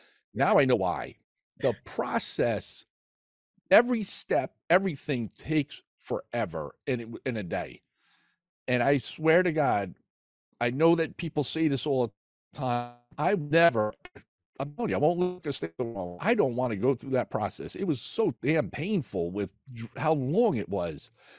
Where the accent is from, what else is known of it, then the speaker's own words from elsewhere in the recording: New Jersey, United States; You know, he's from Jersey. I'm from Jersey. Why didn't I go where he went, you know?